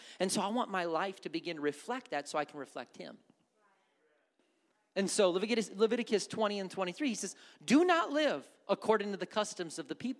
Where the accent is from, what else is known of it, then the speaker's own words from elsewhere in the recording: Wisconsin, United States; I go back to Wisconsin, people say I sound like I'm from the South. I don't hear that.